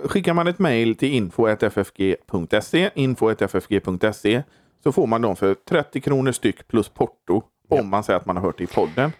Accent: Borås, Västra Götaland, Sweden; jag kommer från Borås

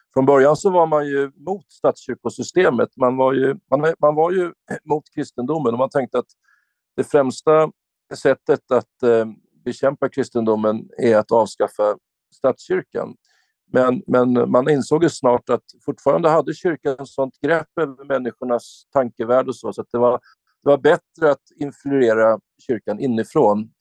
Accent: Sweden; här i vårt land, Sverige

